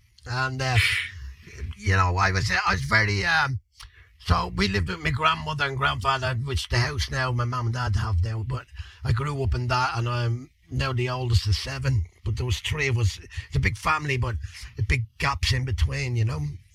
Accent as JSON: {"language": "English", "town": "Dublin", "region": "Leinster", "country": "Ireland", "tie": "born or raised there", "said": "I'm Irish. I'm Irish. I was raised basically in Crumlin, but I think I was born out in the Coombe, up there in Cork Street, and we brought up, we moved around a little bit, I think Liberties and all that, so inner city"}